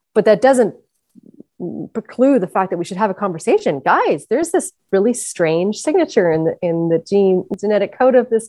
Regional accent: British Columbia, Canada; moved away as an adult; now in Prince Edward Island, Canada; I'm originally from British Columbia

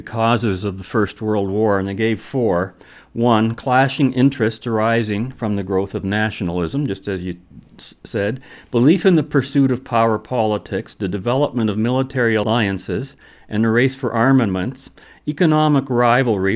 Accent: Germany; I was born in Germany.

